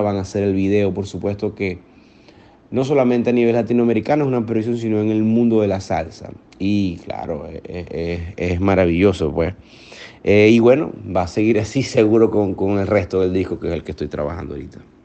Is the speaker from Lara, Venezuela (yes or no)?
no; Maracaibo, Zulia, Venezuela; moved away as an adult; also born or lived in United States; yo Nací en Maracaibo, en el occidente de Venezuela, occidente de nuestro país